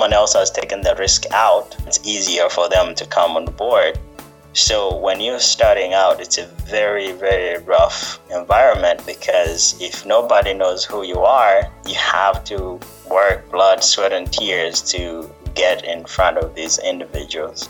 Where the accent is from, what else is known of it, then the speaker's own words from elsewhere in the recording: Uganda; moved away; also born or lived in California; I was born and raised in Uganda